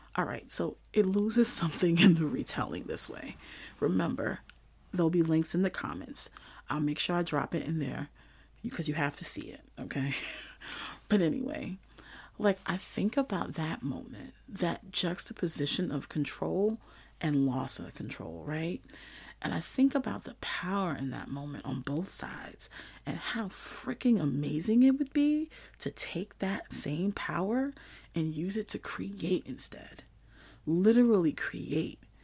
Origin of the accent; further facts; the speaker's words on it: New York City, New York, United States; growing up in Flatbush, Brooklyn, going to school in Old Bushwick